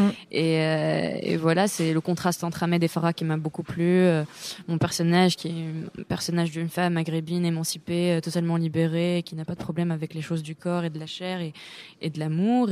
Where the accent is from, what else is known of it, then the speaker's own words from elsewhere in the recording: Tunisia; moved away as an adult; now in Paris, France; je viens tout juste d'arriver à Paris, j'ai grandi en Tunisie